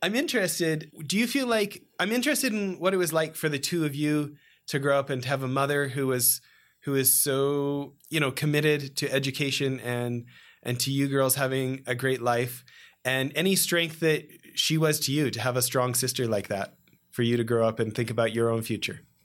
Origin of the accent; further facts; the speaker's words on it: Canada; moved away as an adult; now in California, United States; I grew up a snowboarder in Canada